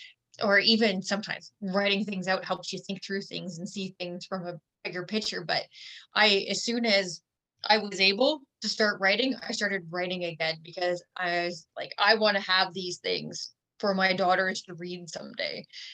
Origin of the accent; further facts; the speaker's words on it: Ontario, Canada; now in Saskatchewan, Canada; I'm not originally from Saskatchewan. I moved here from Ontario, and I've moved to different places.